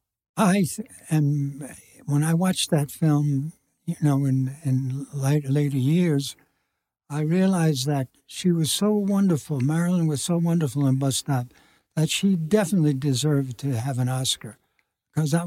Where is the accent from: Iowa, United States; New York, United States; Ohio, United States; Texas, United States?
New York, United States; I'm a New Yorker